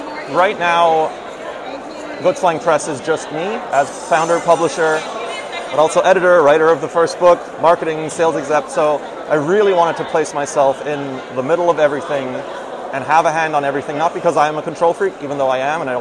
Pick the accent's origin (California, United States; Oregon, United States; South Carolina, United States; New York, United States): New York, United States; we're already tabling at New York Comic Con, my hometown con, so very excited to be here